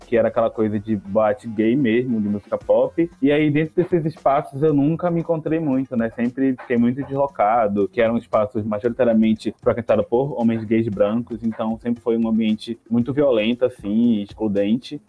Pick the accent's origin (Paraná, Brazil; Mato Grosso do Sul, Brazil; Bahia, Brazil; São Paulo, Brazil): Bahia, Brazil; Salvador; eu nasci em Câmara das Pedrinhas, em Salvador, e eu cresci super sem perspectiva de futuro